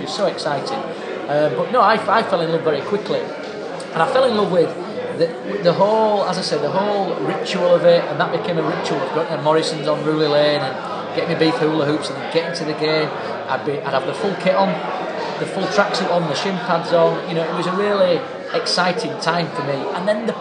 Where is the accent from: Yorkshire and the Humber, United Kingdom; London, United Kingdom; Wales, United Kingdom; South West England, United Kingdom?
Yorkshire and the Humber, United Kingdom; Bradford; I grew up in a place called Bankfoot, which is just about a mile out of the city centre